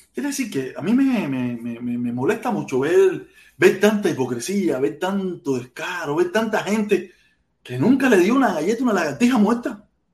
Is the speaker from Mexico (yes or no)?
no; Cuba; moved away; que nos fuimos de Cuba